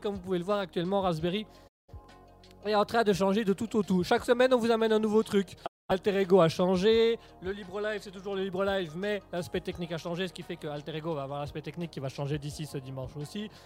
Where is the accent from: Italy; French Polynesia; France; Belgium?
Belgium; on aime bien ici euh, parler comme en tant que belge, là, on aime bien parler un petit peu de ce qui se passe en Belgique